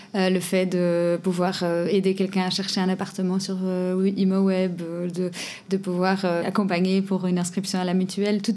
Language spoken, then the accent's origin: French; Portugal; moved away as an adult; also born or lived in Belgium; now in Brussels, Belgium; je viens du Portugal, je suis arrivée et après trois ans